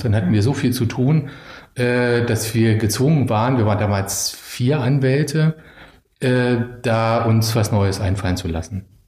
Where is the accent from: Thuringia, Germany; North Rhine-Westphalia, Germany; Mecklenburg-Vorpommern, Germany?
Mecklenburg-Vorpommern, Germany; Schwerin; moved away as an adult; also born or lived in Berlin; ich bin in Schwerin groß geworden